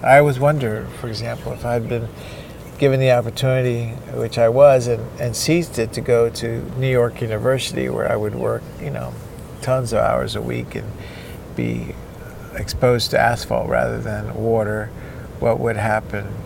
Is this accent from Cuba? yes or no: yes; Cuba; now in United States; I was born and raised in Cuba